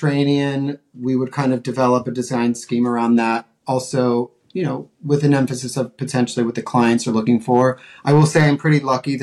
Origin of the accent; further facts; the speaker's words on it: Colorado, United States; also born or lived in Montana / New York City; now in Los Angeles, United States; I'm from Colorado